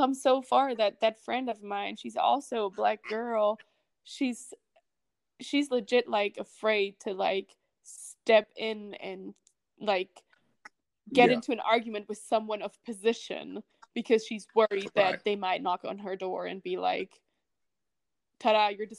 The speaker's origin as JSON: {"language": "English", "country": "Germany", "also_born_or_lived": "California", "moved": "as an adult", "lives_now": "United States"}